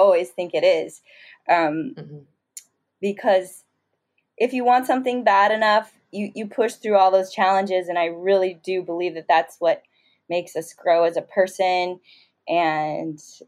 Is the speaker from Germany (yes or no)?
no; Southern California, United States; growing up in Southern California